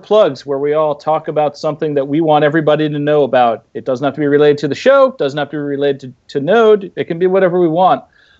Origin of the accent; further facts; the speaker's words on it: New Jersey, United States; moved away; I'm from New Jersey, even though I haven't been there in years